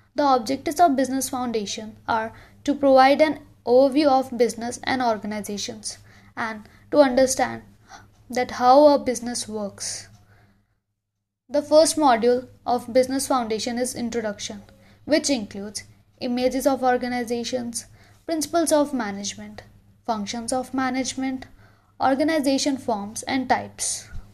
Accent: Haryana, India; also born or lived in Khammam, Telangana; now in Telangana, India; I am from Haryana, but now I am staying in Telangana

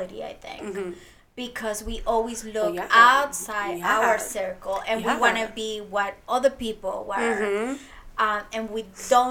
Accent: Venezuela; now in New York, United States; I was born here in New York, but then we have, you know, when she got separated from my dad, we have to move back to Venezuela.

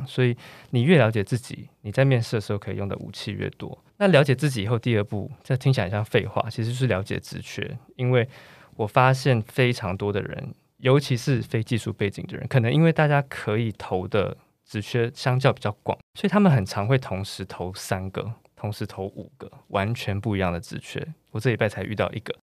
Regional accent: Taiwan; 我们台湾

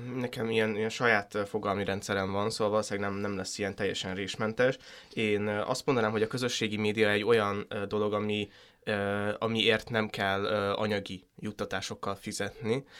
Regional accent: Hungary; ebben az országban nőttem fel

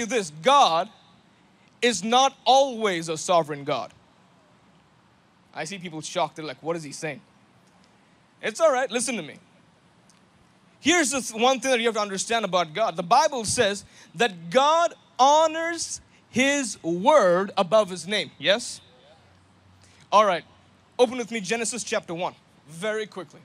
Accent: India; I'm from India

